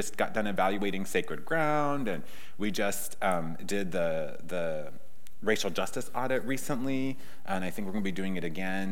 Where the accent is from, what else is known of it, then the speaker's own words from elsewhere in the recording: Sioux Falls, South Dakota, United States; moved away as an adult; also born or lived in Seattle / Minnesota / Wisconsin / Berkeley; I grew up in South Dakota